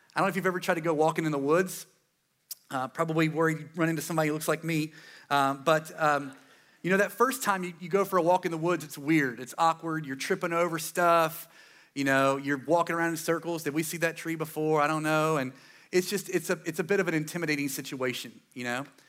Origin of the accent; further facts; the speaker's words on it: Eastern North Carolina, United States; I'm from here, East North Carolina. I'm pretty proud of it